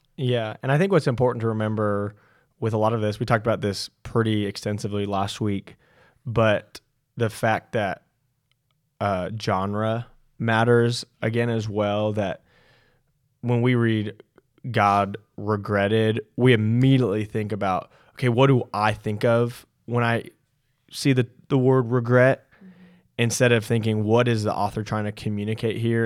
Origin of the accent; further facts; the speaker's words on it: California, United States; growing up in California